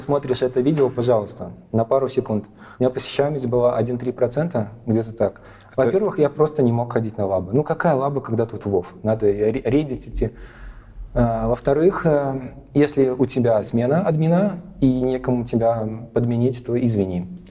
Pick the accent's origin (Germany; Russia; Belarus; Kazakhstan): Belarus; also born or lived in Latvia; Когда был такой колобок, меня увезли угу. в Беларусь